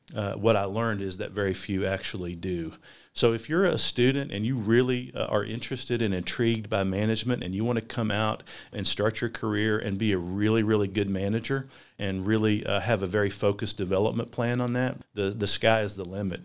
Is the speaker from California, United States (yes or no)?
no; Hazard, Kentucky, United States; also born or lived in Virginia; now in Richmond, United States; I'm a product of Eastern Kentucky. I grew up in Perry County or Hazard.